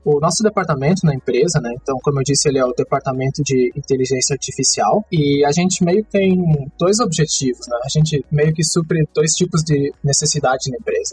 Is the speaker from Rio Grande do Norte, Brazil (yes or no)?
no; São Miguel do Oeste, Santa Catarina, Brazil; moved away as an adult; also born or lived in Santa Maria, Rio Grande do Sul; now in Taiwan; eu sou natural de Santa Catarina, no, no Brasil, de uma cidade pequena bem no, no oeste de Santa Catarina, chamada São Miguel do Oeste